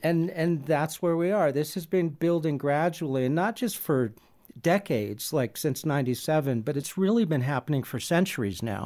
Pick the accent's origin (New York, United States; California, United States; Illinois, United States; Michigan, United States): California, United States; San Diego; I grew up in San Diego, California